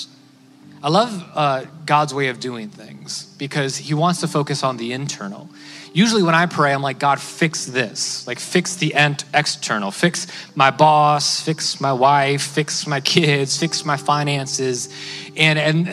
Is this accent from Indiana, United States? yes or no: no; Cleveland, Ohio, United States; I come from Cleveland, Ohio